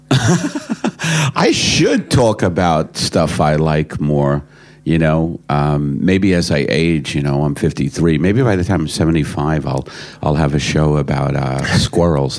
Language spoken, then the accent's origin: English; United States; as an American coming, you know, you know, coming here for the first time